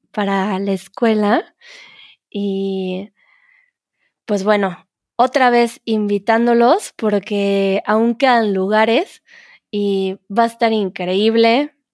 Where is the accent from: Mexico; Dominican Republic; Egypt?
Egypt; first language Arabic; Spanish is a second language; soy egipcia, tengo 21 años, mi lengua materna es el árabe y estudio eh, español en eh, mi universidad.